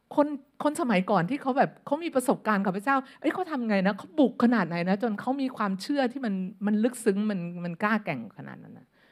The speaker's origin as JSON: {"language": "Thai", "country": "Thailand"}